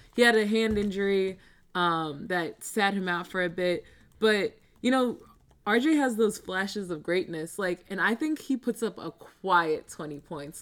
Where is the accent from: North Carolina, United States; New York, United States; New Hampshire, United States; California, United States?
New York, United States; Baldwin; I grew up on Long Island.